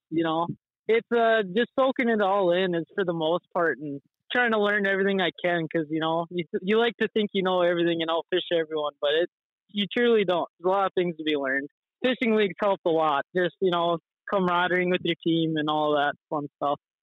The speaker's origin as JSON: {"language": "English", "town": "Devils Lake", "region": "North Dakota", "country": "United States", "tie": "born or raised there", "said": "growing up on Devil's Lake as a North Dakota"}